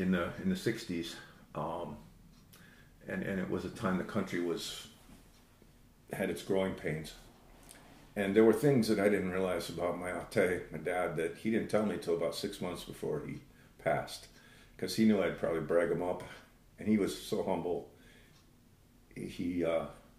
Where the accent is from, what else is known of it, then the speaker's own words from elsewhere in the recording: Saint Paul, Minnesota, United States; I grew up in St. Paul